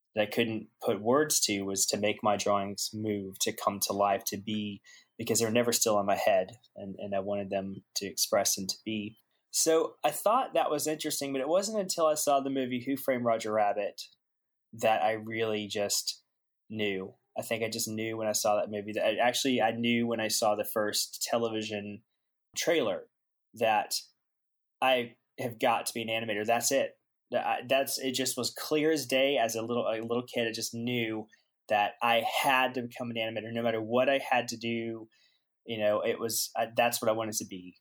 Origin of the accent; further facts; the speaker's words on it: Aiken, South Carolina, United States; moved away as an adult; I'm a Southern boy at heart and uh, actually born and raised. Uh, I am from South Carolina, Aiken, South Carolina.